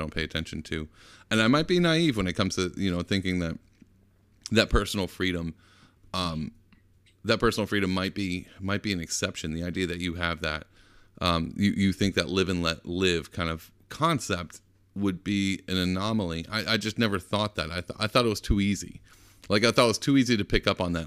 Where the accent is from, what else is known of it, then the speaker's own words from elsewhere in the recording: Texas, United States; I'm from Texas